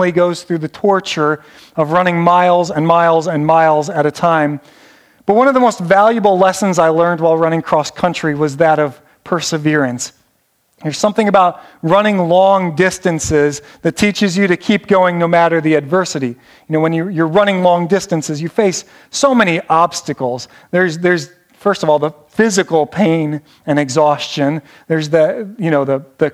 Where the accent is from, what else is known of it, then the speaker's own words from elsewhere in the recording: Northeast Ohio, United States; I'm from Northeast Ohio